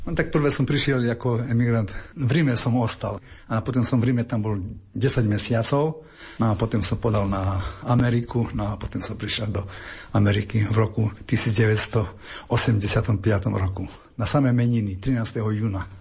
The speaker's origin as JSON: {"language": "Slovak", "town": "Košice", "region": "Košice Region", "country": "Slovakia", "moved": "as an adult", "lives_now": "Chicago, United States", "said": "som z Košic"}